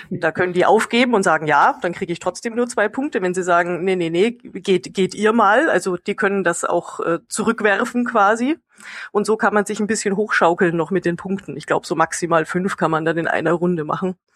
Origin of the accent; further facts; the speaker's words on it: Bavaria, Germany; kommt aus meiner Heimat Bayern oder auch Tiroler Gegend